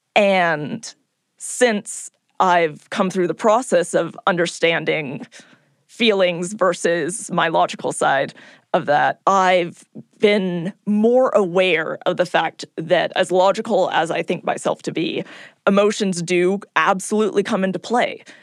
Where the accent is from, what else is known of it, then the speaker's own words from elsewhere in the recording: California, United States; I'm from California.